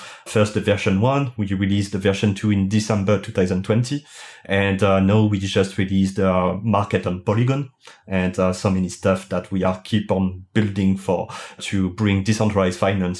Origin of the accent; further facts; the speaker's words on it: France; English is a second language; as you can hear it with my thick accent, I'm French